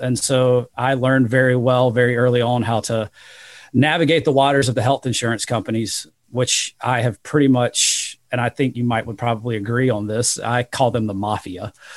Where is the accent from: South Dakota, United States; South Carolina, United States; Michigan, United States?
South Carolina, United States; Rock Hill; I'd been a Division one level athlete um, at a small school in my in my hometown in Rock Hill, South Carolina